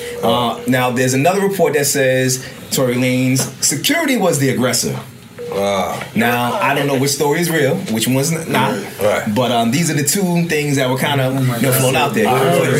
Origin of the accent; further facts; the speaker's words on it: Trinidad & Tobago; also born or lived in Venezuela; I'm Trinidadian and Venezuelan.